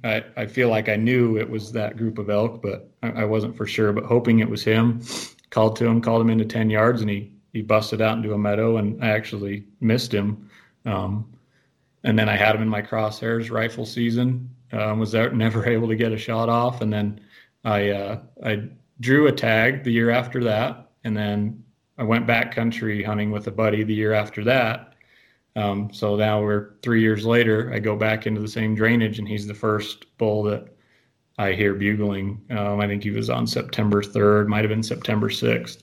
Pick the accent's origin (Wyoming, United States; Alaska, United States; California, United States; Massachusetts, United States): Wyoming, United States; Green River; I'm born and raised in Green River. I've lived here all my life